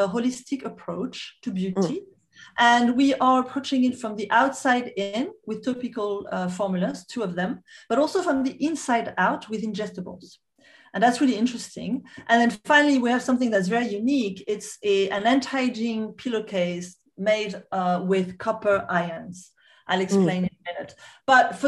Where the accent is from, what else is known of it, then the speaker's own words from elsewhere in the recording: Corsica, France; we are from the Mediterranean part of the world, from an island called the Corsica.